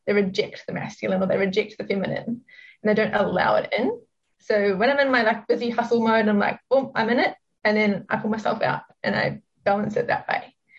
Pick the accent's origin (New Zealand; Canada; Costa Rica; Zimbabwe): New Zealand; moved away as an adult; also born or lived in Sydney, Australia / Melbourne, Australia; now in Gold Coast, Australia; I am actually from New Zealand. I grew up there and lived there for pretty much all of my life